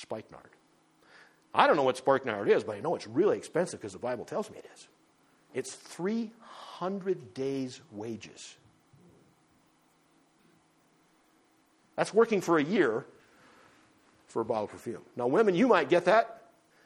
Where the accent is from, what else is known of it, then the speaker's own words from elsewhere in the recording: North Dakota, United States; I grew up in North Dakota